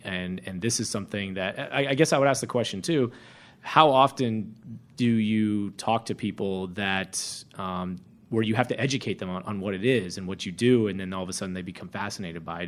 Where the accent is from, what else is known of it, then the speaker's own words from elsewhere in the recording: Florida, United States; moved away; being from Florida